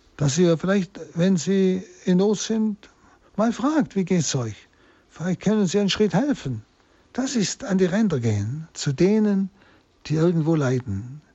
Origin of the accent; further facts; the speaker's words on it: Germany; jeden Tag bei uns in Deutschland erleben können